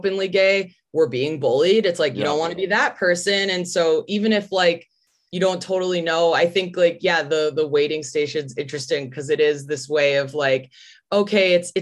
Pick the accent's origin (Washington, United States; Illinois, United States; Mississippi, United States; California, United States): Illinois, United States; Chicago; now in Los Angeles, United States; I grew up in like a suburb outside of Chicago.